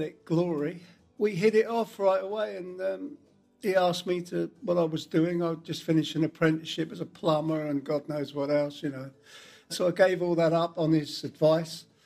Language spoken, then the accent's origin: English; Ashford, South East England, United Kingdom; I'm from Ashford in Kent, which is inland a bit more, where the Channel Tunnel railway stations are